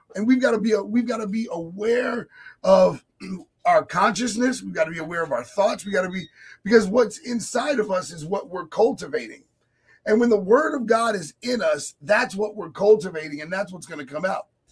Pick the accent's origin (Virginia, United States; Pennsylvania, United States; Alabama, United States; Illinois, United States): Virginia, United States; my hometown in Virginia